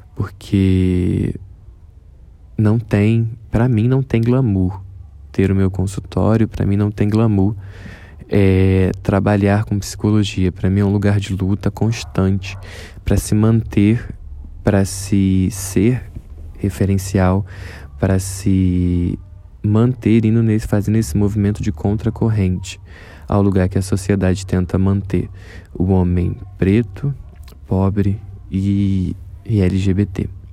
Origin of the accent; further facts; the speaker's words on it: Rio de Janeiro, Brazil; um jovem de 24 anos, morador da Zona Oeste do Rio de Janeiro